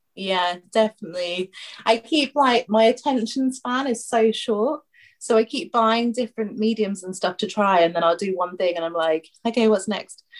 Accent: Dundee, Scotland, United Kingdom; accent: Scottish; moved away; Dundee's my hometown

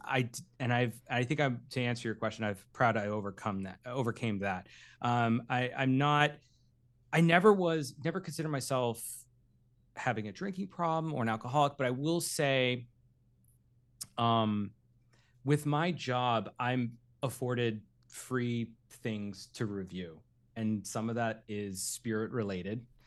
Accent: Derry, New Hampshire, United States; now in Los Angeles, United States; I grew up in Derry, New Hampshire.

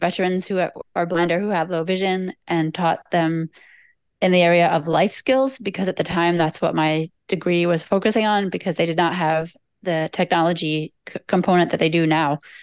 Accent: Delaware, United States; now in Washington, D.C., United States; I am in Washington, D C. I have not always been here, however. Uh, I grew up near here in Delaware.

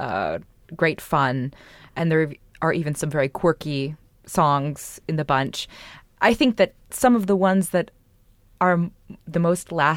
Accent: United States; as an American singer

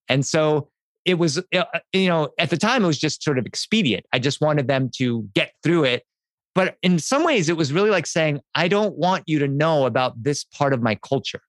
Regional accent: Delaware, United States; I grew up in Delaware in the 1970s

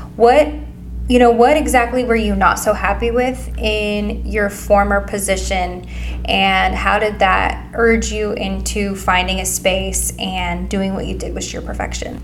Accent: Pleasant Hill, Missouri, United States; I grew up here in Pleasant Hill

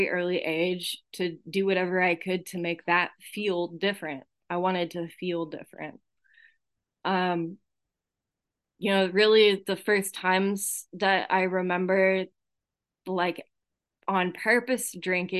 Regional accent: Santa Cruz, California, United States; I was born in Santa Cruz, California. I don't know if you can tell by my accent. People in my home group call me a Jewish hillbilly because I grew up in the Santa Cruz Mountains

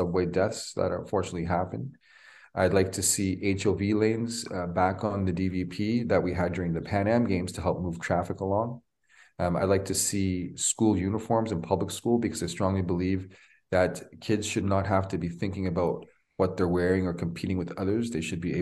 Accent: Toronto, Ontario, Canada; I'm born and raised in Toronto, 49 years old

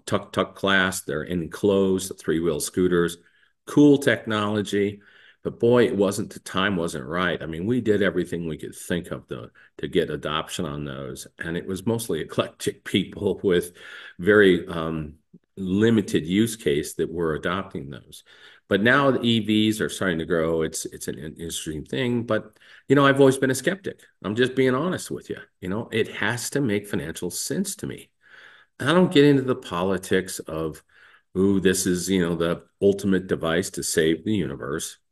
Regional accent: the West, United States; growing up in the West

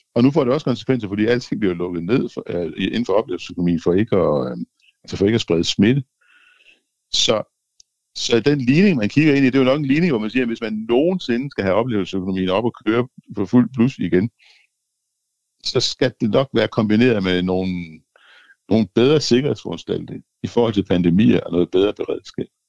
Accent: Denmark; jeg er først og fremmest dansker

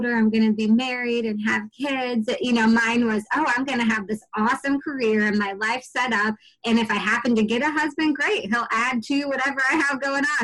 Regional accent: Danville, Illinois, United States; moved away as an adult; also born or lived in Camp Pendleton, California / Okinawa, Japan; I'm from Danville, Illinois

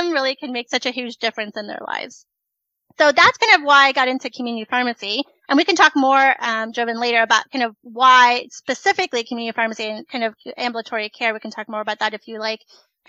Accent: Silver Spring, Maryland, United States; also born or lived in Richmond, Virginia; I am originally from Silver Spring, Maryland

